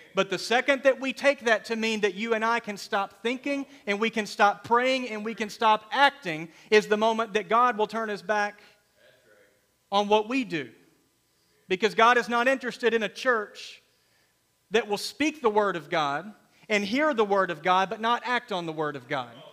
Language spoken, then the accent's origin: English; United States; We are Americans secondarily. We are Christians primarily.